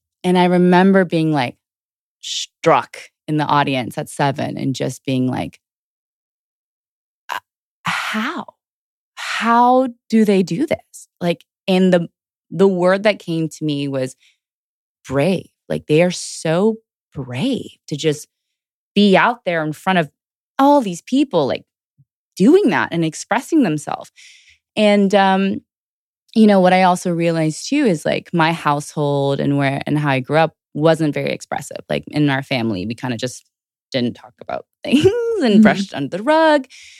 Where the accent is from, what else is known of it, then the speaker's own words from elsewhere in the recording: Houston, Texas, United States; also born or lived in Georgia; So I was born in Georgia originally and then raised in Houston, and I grew up my whole life in Houston.